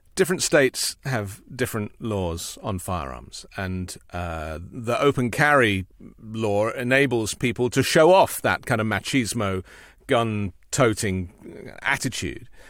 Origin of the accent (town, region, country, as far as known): United Kingdom